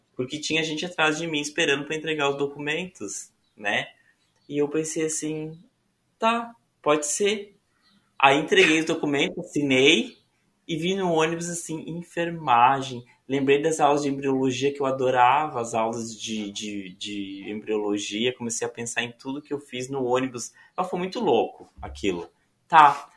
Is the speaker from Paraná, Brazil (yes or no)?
no; São Borja, Rio Grande do Sul, Brazil; moved away as an adult; also born or lived in Porto Alegre; now in Florianópolis, Brazil; eu sou gaúcho. Sou natural de Porto Alegre, mas eu sempre morei em São Borja.